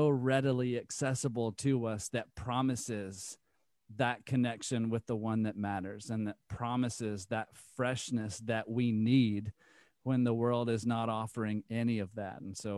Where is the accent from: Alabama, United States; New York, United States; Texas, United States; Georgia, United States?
Alabama, United States; And Deep South, you know, growing up in Alabama, the choir was singing songs about the Lord